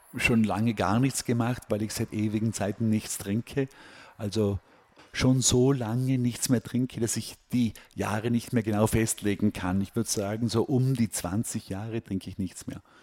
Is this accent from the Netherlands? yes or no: no; Austria; moved away as an adult; also born or lived in Hong Kong; now in New York, United States; ich fühle mich als Österreicher